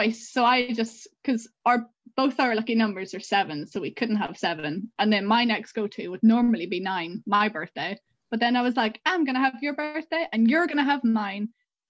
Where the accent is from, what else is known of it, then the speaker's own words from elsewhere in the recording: Armagh, Northern Ireland, United Kingdom; Armagh, so it's sort of like southern Northern Ireland. It's like an hour below Belfast.